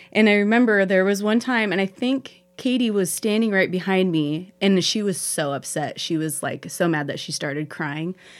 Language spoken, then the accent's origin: English; Pendleton, Oregon, United States; now in Heppner, United States; growing up in Pendleton